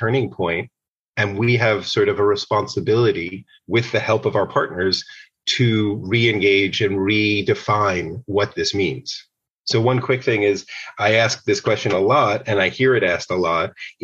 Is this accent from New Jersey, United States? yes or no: no; outside of New York City, United States; I grew up outside of New York City.